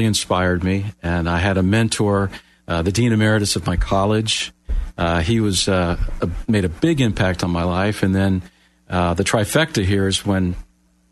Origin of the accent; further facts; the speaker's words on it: Miami, Florida, United States; moved away; I'm from Miami originally, born and raised, Floridian. Moved here many years ago